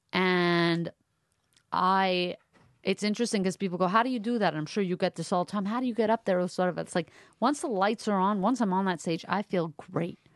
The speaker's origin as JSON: {"language": "English", "town": "Montreal", "region": "Quebec", "country": "Canada", "tie": "born or raised there", "moved": "yes", "said": "I grew up mostly in Montreal."}